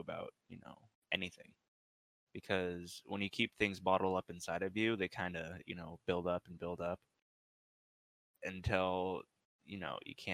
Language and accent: English; Oregon, United States; I'm from Oregon